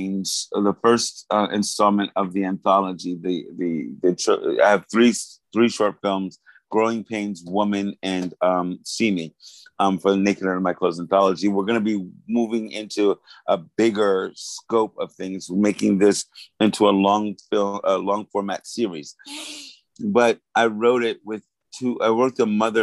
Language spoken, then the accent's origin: English; New York City, New York, United States; my growing up in New York City in the early 90s